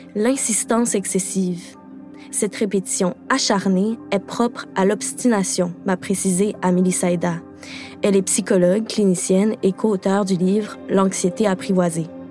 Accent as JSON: {"language": "French", "region": "Quebec", "country": "Canada", "said": "je suis québécoise"}